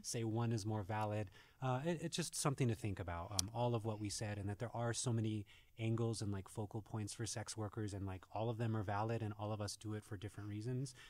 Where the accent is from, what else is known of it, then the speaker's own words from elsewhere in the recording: New Mexico, United States; growing up in New Mexico